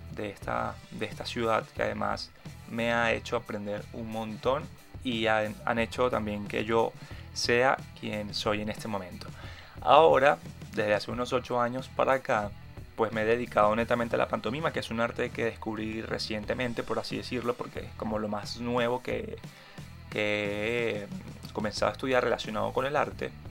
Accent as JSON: {"language": "Spanish", "town": "Caracas", "region": "Capital District", "country": "Venezuela", "said": "soy caraqueño, venezolano y artista."}